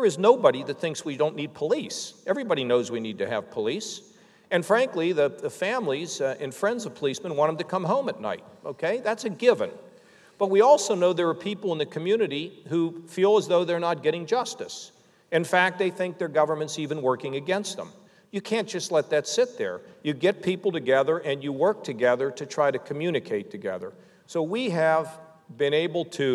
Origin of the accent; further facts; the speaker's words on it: Pittsburgh, Pennsylvania, United States; now in Ohio, United States; I grew up in Pittsburgh.